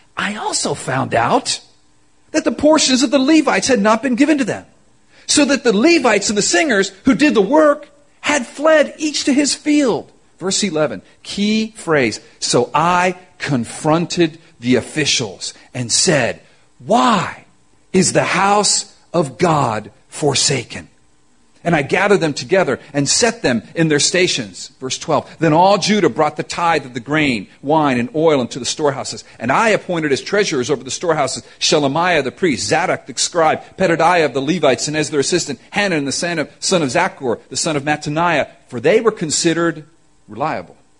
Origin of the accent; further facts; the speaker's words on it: Miami, Florida, United States; I'm from Miami, Florida